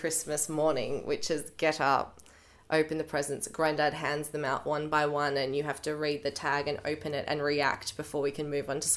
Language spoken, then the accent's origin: English; New South Wales, Australia; also born or lived in Perth, Western Australia; So we moved from Perth to Curry Curry in New South Wales when I was 5.